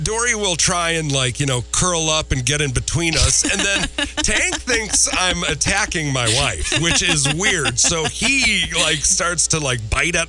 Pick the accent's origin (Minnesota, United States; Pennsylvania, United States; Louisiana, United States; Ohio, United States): Minnesota, United States; moved away; my home state. I'm not proud of it. Minnesota